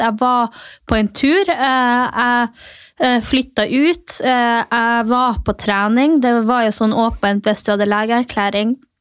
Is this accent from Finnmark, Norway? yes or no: yes; Mehamn, Finnmark, Norway; now in Oslo, Norway; Jeg er jo fra Finnmark